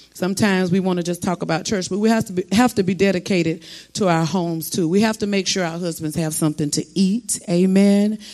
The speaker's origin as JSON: {"language": "English", "region": "South Florida", "country": "United States", "said": "I'm from South Florida"}